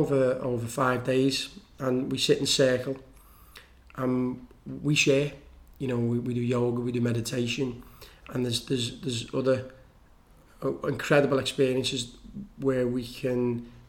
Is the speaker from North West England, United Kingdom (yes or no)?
yes; Liverpool, North West England, United Kingdom; I come from Liverpool